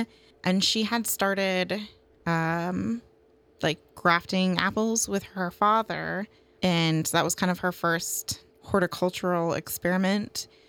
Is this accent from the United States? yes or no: yes; Ridgefield, Washington, United States; I grew up in Ridgefield